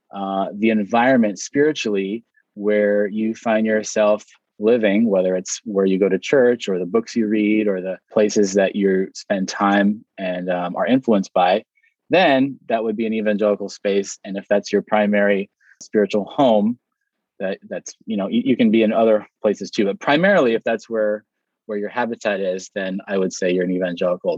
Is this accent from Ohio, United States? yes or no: no; Hawaii, United States; I was born here in Hawaii.